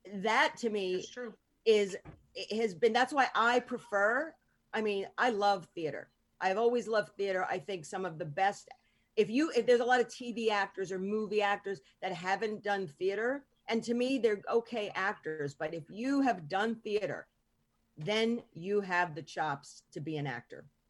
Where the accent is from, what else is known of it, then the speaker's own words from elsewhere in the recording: New York, United States; I grew up in New York